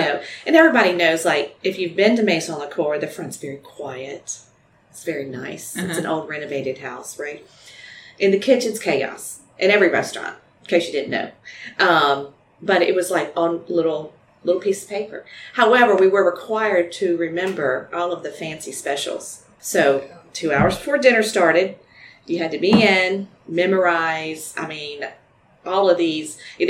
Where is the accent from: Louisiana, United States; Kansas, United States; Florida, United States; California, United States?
Louisiana, United States; Baton Rouge; also born or lived in Lake Charles; And grew up here. So I'm really from Baton Rouge.